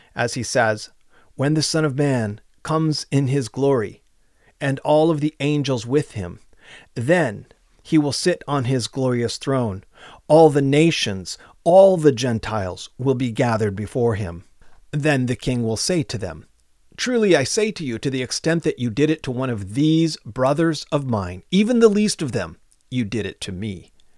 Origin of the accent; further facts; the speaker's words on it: United States; as an American